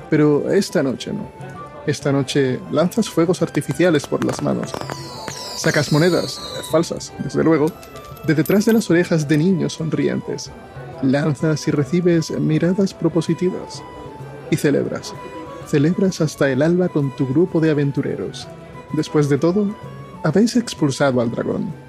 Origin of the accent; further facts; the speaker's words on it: Andalusia, Spain; also born or lived in Dominican Republic; soy dominicano o español, o dominiñol o españicano, no está muy claro aún, pero que soy 50% dominicano, 50% español, muy andaluz y 100% crisis de identidad